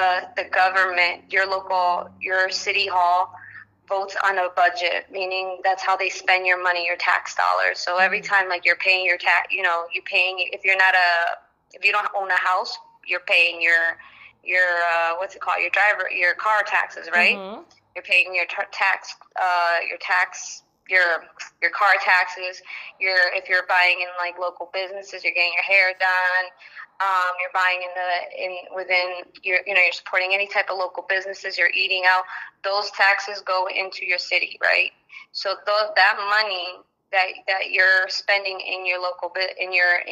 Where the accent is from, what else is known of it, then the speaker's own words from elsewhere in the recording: Ansonia, Connecticut, United States; also born or lived in Ecuador; I'm from Ecuador. I came to Ansonia when I was at the age of 3